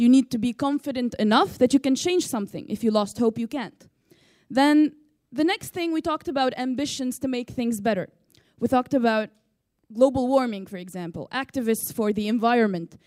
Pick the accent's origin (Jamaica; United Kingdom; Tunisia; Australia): Tunisia; from Tunisia